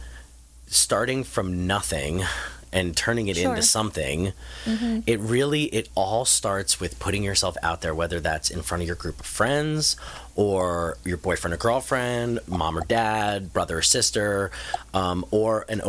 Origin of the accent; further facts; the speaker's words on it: Marlboro, New Jersey, United States; moved away; also born or lived in Tucson, Arizona / Phoenix, Arizona; I grew up in New Jersey in a small suburban town about an hour south of New York City called Marlboro, New Jersey